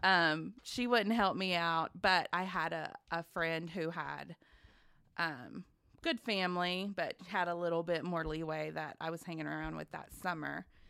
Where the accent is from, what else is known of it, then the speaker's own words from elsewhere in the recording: Grandfield, Oklahoma, United States; also born or lived in Wichita Falls, Texas; from a small town in southwest Oklahoma known as Grand Field. It's down in Tillman County, right on the Red River